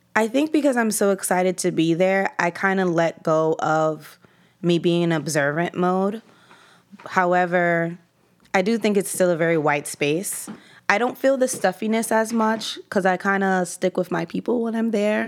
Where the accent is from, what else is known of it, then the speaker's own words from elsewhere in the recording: New York City, New York, United States; I grew up in East Harlem. That's where I live currently. That's where I'm from